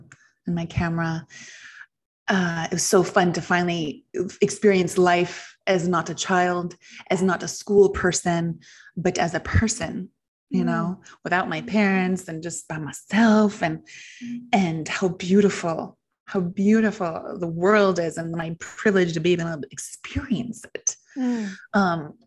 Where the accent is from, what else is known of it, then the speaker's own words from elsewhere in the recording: Mexico; growing up in Mexico